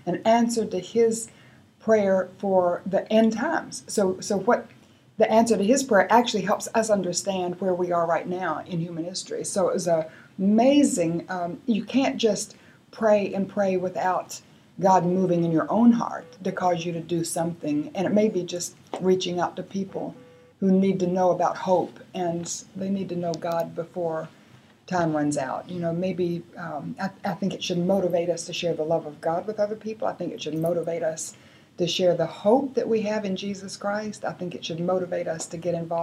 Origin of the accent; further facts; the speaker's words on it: North Carolina, United States; I come from North Carolina